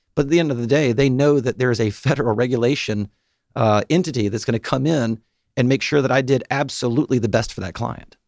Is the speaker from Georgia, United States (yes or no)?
yes; Chamblee, Georgia, United States; I am from, uh, here in Atlanta down in Chamblee